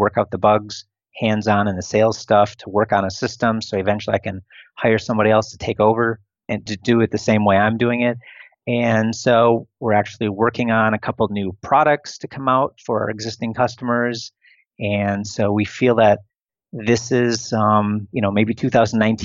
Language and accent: English; Wisconsin, United States; moved away as an adult; also born or lived in Italy / China / Arizona / Philippines; now in Romania; outside of my home state, outside of Wisconsin